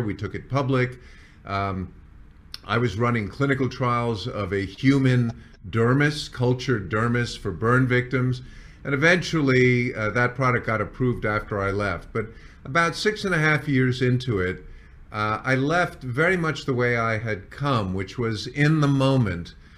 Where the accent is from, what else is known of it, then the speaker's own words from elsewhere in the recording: New York, United States; moved away as an adult; also born or lived in San Diego / Las Vegas; moved to New York. This is my hometown